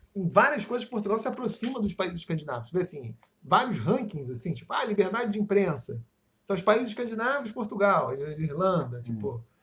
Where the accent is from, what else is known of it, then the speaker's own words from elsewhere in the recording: Rio de Janeiro, Brazil; eu sou de Campo Grande